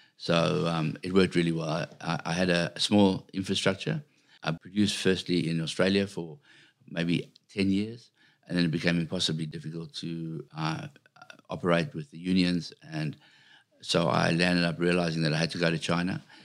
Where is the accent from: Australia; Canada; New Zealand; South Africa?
South Africa; I come from a little country town in South Africa